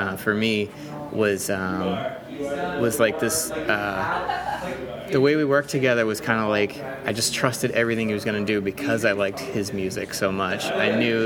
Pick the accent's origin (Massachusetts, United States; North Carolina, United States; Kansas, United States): Massachusetts, United States; Boston; that gave me and a lot of Bostonians a certain spirit